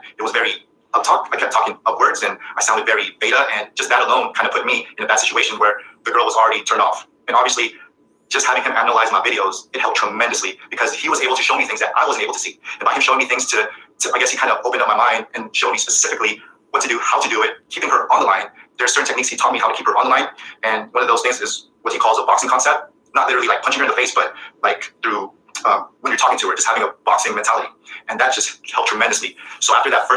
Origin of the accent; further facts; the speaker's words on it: Philippines; I'm Filipino.